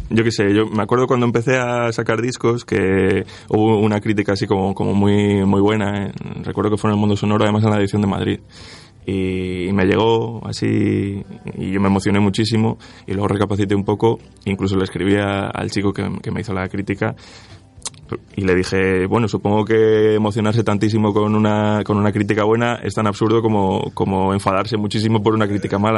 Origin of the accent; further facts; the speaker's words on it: Switzerland; born there; Yo nací en Suiza, mis padres tuvieron que emigrar, como tantísima gente, para, para buscarse la vida.